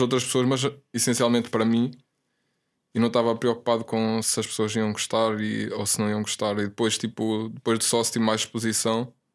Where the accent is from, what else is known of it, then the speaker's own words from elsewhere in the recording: the north of Portugal, Portugal; now in Lisbon, Portugal; eu era puto, estava lá no norte, lá na minha zona, puto no PC